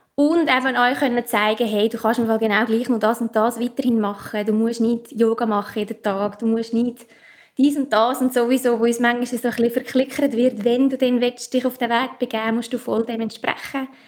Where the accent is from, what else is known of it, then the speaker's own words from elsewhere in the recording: Obwalden, Switzerland; accent: Obwalden dialect; Ich komme aus, aus Obwalden, vielleicht auch in meinem Dialekt